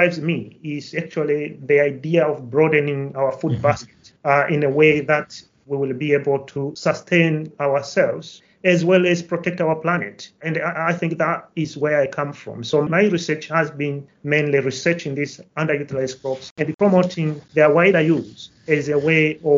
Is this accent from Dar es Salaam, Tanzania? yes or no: no; Kilimanjaro, Tanzania; now in Nottingham, United Kingdom; I come from Tanzania, to be precise, from Kilimanjaro. So I was actually born and raised in a farming community, I would say, in the foothills of the highest mountain in Africa.